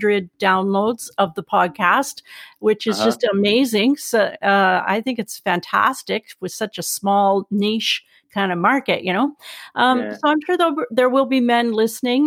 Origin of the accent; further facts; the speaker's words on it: Canada; I'm Canadian